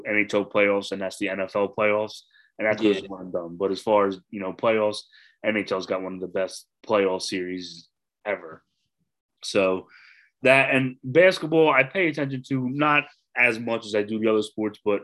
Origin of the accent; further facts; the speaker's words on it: Philadelphia, Pennsylvania, United States; we're both from South Philly